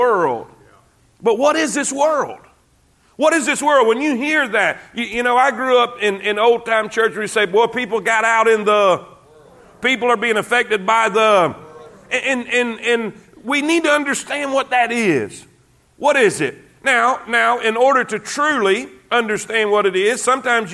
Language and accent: English; South Florida, United States; I grew up in South Florida. I'm an ocean guy myself